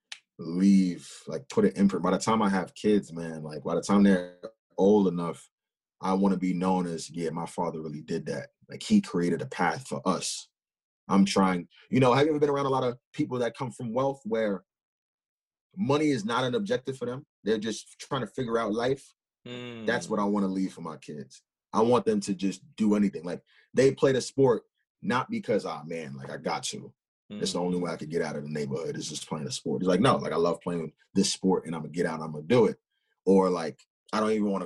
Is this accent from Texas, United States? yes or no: no; Huntington Station, New York, United States; I'm from Huntington Station, and it's very diverse